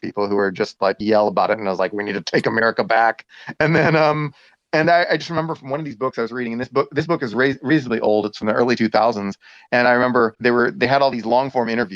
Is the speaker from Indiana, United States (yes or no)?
no; Texas, United States; I'm from Texas